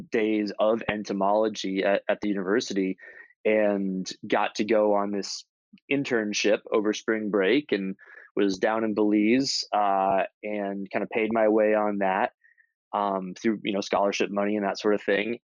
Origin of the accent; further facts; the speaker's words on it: Florida, United States; I grew up in Florida, which has a lot of nature